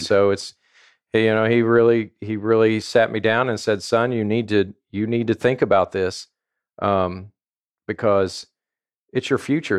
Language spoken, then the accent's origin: English; southern Indiana, United States; also born or lived in Louisville, Kentucky / Bloomington, Indiana; I grew up uh, around Louisville in in southern Indiana. Uh, when I was in the fourth grade, we moved to a small town outside of Bloomington, Indiana, uh-huh. and went through high school there